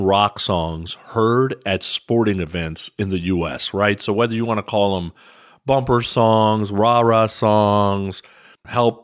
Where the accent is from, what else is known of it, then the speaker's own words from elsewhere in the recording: California, United States; growing up in California